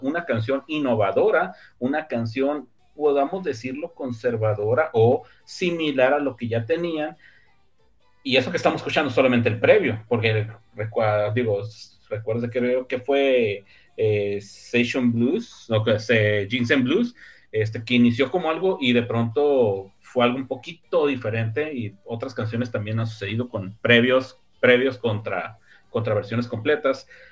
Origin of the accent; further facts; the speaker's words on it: northern Mexico, Mexico; Mi norteño este, interior y exterior